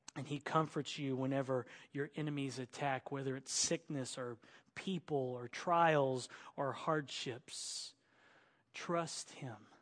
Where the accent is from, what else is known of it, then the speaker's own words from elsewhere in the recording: Oklahoma, United States; I grew up in Oklahoma in the country and we use switches